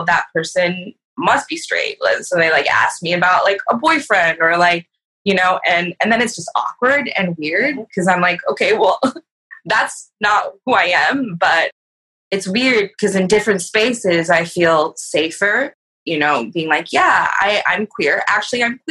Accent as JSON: {"language": "English", "region": "California", "country": "United States", "moved": "yes", "lives_now": "Seattle, United States", "said": "I'm a herbalist and an artist based in Seattle. I'm from California"}